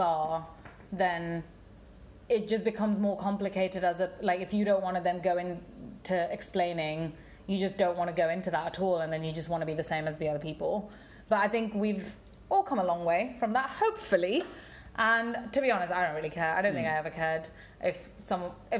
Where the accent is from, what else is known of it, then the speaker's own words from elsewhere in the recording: United Kingdom; growing up as an Indian person in a pretty British school